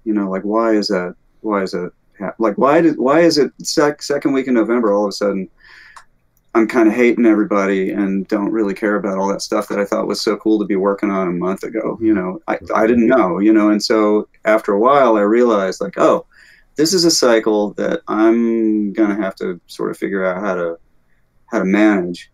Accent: Alabama, United States; moved away as an adult; also born or lived in Arizona / Rochester, New York / Northeast US; now in California, United States; I grew up in the Deep South. I'm from Alabama.

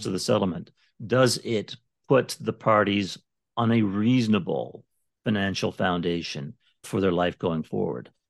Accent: Canada; moved away as an adult; now in Las Vegas, United States; I'm from Canada originally

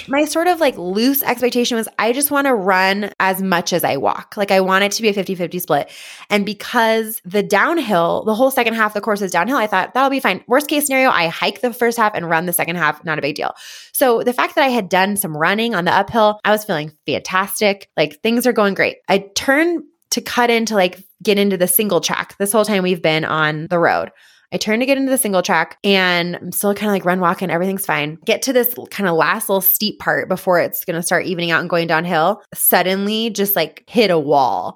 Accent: Boulder, Colorado, United States; also born or lived in Longmont; I'm from Boulder

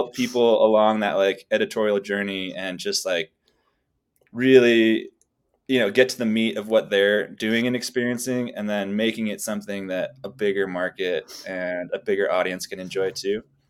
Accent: New England, United States; I grew up in New England, like idolizing all these skiers and all these people out in these exotic places doing amazing things.

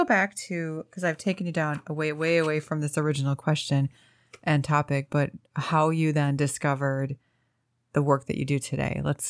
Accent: Midwest, United States; I've lived in the Midwest my entire life.

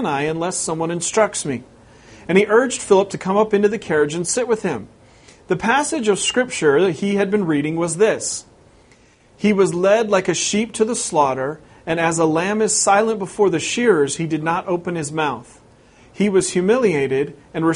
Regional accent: West Coast, United States; moved away as an adult; We've been here over 3 years, but I'm originally from the West Coast

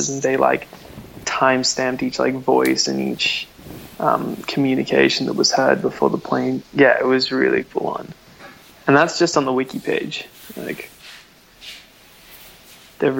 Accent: Canberra, Australian Capital Territory, Australia; also born or lived in Melbourne; now in Sweden; I was born on Ngunnawal Land in Canberra, and then I moved to Melbourne and I studied dance at the Victorian College of the Arts

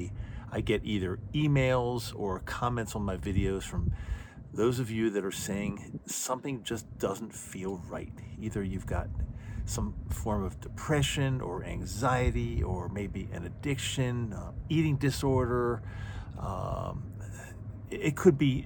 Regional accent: Utah, United States; my home state of Utah

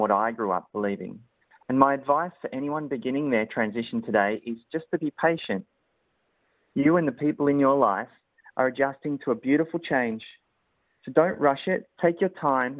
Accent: Melbourne, Victoria, Australia; I'm from Melbourne

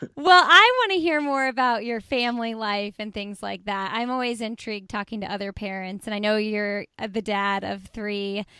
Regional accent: Indianapolis, Indiana, United States; I'm from Indianapolis. And so I actually went to high school with her husband

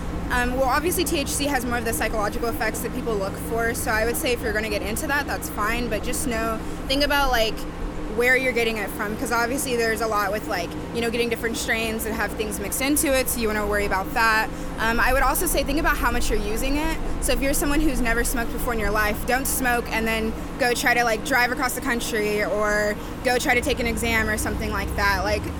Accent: Sugar Land, Texas, United States; We're from Sugar Land.

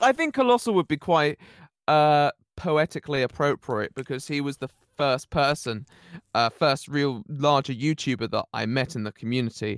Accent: Somerset, South West England, United Kingdom; I'm actually from the Southwest, uh, Somerset.

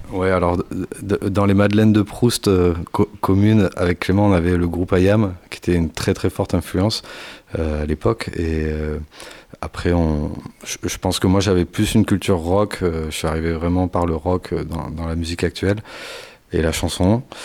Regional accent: near Bordeaux, Nouvelle-Aquitaine, France; On est du coin, on est de la Nouvelle-Aquitaine pour faire large et, plus précisément vers Bordeaux

